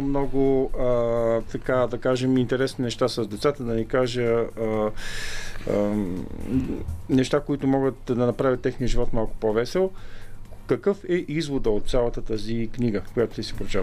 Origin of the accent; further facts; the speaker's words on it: Sliven, Sliven Province, Bulgaria; moved away; град Сливен, където, откъдето съм и аз всъщност, нямаше такъв клуб